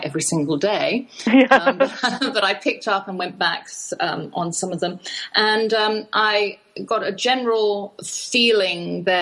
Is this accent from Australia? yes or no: no; England, United Kingdom; I am English